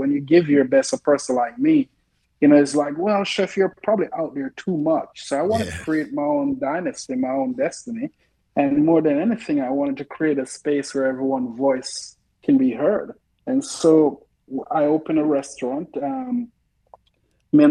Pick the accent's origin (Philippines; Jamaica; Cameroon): Jamaica; now in Oklahoma City, United States; I grew up in Jamaica